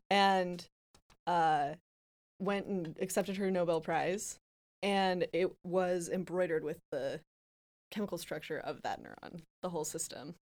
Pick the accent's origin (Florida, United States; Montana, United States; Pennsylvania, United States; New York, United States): Montana, United States; moved away; I am from Montana